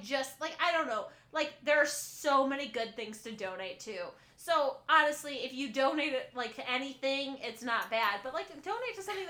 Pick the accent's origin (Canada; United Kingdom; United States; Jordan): United States; Midwest; we're from the Midwest